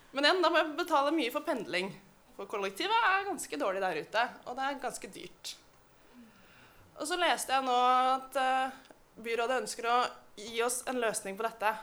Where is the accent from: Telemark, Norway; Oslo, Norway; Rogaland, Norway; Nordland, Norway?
Oslo, Norway; Jeg vokste opp i Oslo. Jeg er født i Oslo